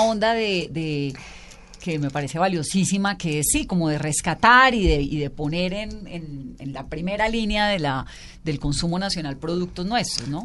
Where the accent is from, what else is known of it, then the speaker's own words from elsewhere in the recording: Valle del Cauca, Colombia; yo soy vallecaucana, entonces por supuesto, pues como chontaduro